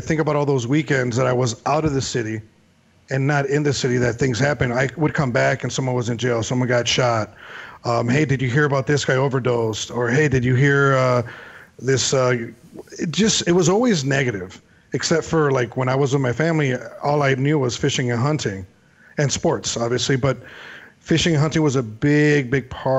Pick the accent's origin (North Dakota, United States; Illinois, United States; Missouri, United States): Illinois, United States; Chicago; growing up in Chicago